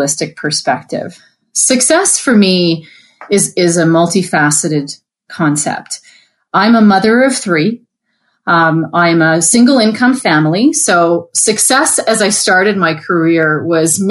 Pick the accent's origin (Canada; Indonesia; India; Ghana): Canada; now in United States; I'm Canadian, living in the U.S.